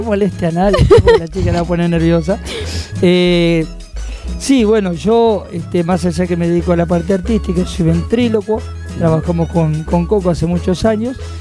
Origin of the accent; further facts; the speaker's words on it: Quilmes, Buenos Aires Province, Argentina; nosotros venimos de Quilmes de, la zona sur de Quilmes.